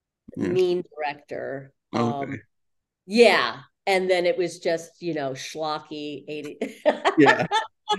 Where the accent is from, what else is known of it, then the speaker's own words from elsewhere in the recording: Beverly Hills, California, United States; moved away; also born or lived in London; I grew up in Beverly Hills.